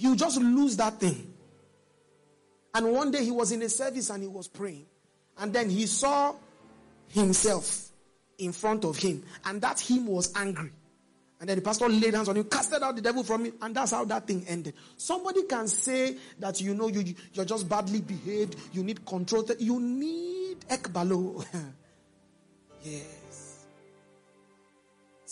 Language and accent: English; Nigeria; I'm Nigerian